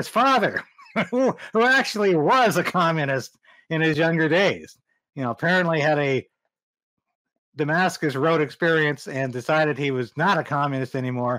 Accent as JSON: {"language": "English", "country": "Canada", "said": "We're all Canadian, unhyphenated."}